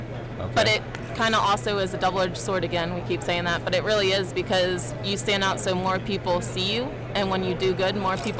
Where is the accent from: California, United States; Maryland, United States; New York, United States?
Maryland, United States; moved away as an adult; now in Florida, United States; I'm not from Florida. I'm from Maryland, originally.